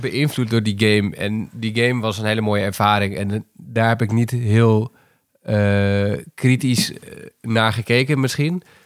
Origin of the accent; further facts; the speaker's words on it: Netherlands; ik ben opgegroeid in Nederland ik woon hier al mijn hele leven.